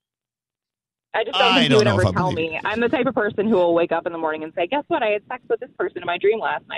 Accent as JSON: {"language": "English", "town": "Rochester", "region": "New York", "country": "United States", "said": "I'm from Rochester."}